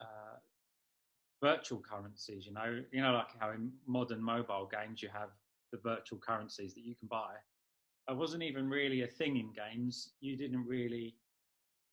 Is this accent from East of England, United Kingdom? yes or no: no; London, United Kingdom; also born or lived in Norwich; I grew up just in London